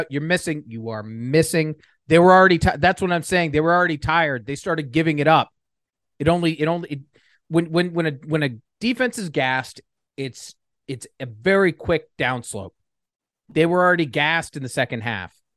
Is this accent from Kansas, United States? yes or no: no; New York, United States; as a New Yorker